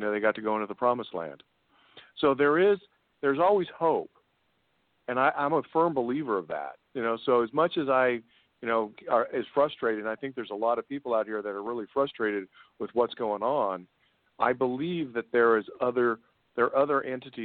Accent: United States; I'm American

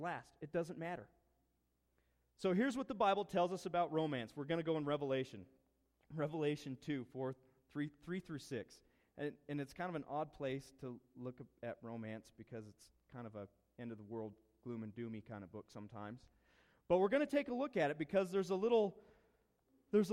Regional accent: East Orchard Mesa, Colorado, United States; moved away; We grew up on East Orchard Mesa. We lived there probably, 10 years

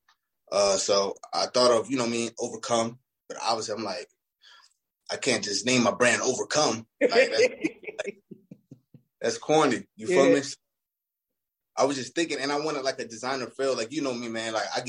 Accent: Brooklyn, New York, United States; born there; Brooklyn. I was born in Kings County Hospital.

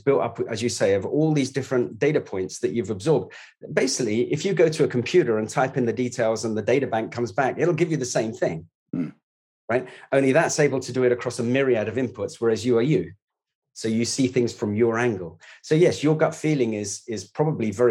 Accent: London, United Kingdom; I was born in the East End. I left school at 16, didn't go to university.

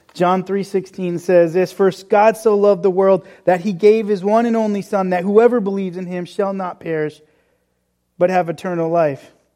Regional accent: New England, United States; growing up in New England

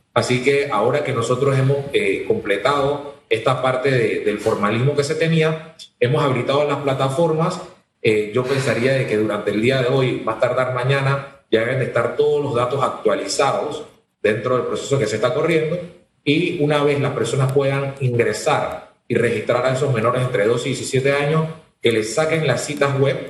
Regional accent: Panama; nosotros que somos ciudadanos de, de la República de Panamá

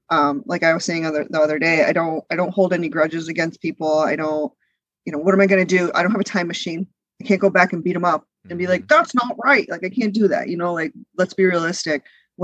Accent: United States; also born or lived in India; I'm not. We moved here when I was 3 years old. So my brother, who was born here, is first generation born and raised in America. I'm first generation raised in America.

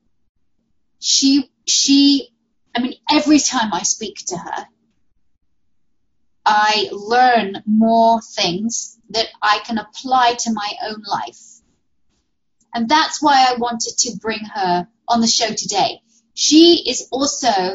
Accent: United Kingdom; moved away; my home country, which I miss so dearly

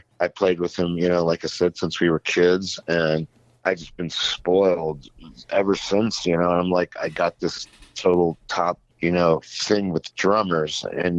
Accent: Chambersburg, Pennsylvania, United States; I grew up in Chambersburg, Pennsylvania.

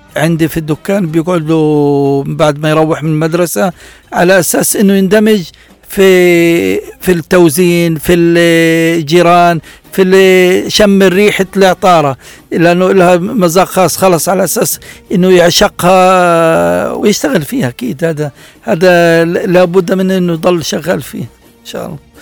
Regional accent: Gaza, Gaza Strip, Palestine; عندنا في غزه

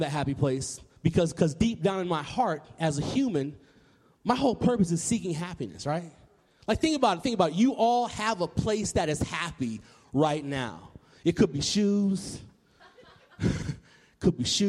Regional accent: Nashville, Tennessee, United States; I grew up in Nashville, Tennessee

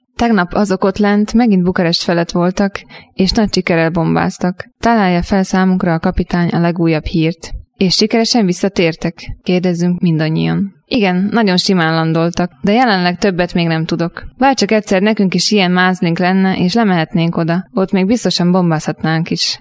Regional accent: Upper Hungary, Nitra Region, Slovakia; felvidékről származom.

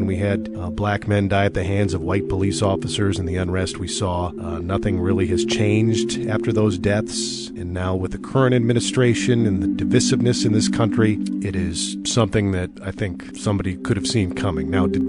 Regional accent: South St. Paul, Minnesota, United States; I am white, and I am from South St. Paul, Minnesota. It is a suburb of St. Paul.

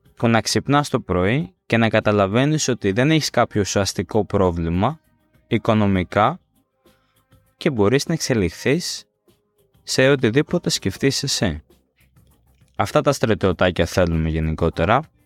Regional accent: Greece

